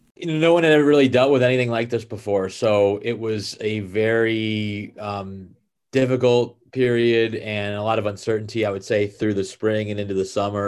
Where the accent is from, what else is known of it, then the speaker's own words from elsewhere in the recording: Bay Area, California, United States; I grew up in the Bay Area